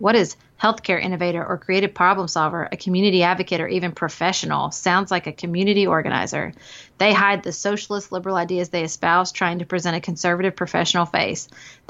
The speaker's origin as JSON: {"language": "English", "town": "Paducah", "region": "Kentucky", "country": "United States", "tie": "born or raised there", "said": "the girl in my hometown that is running for mayor. But in Paducah"}